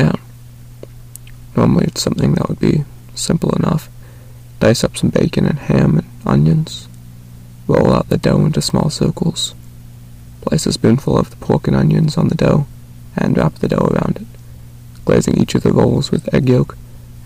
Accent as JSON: {"language": "English", "region": "North Carolina", "country": "United States", "tie": "born or raised there", "said": "I was born and raised in the United States, specifically North Carolina"}